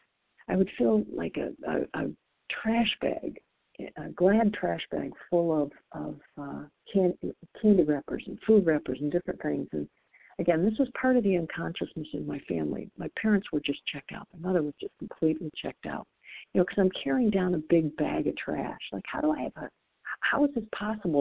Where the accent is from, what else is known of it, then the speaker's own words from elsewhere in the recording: Midwest, United States; I'm from the Midwest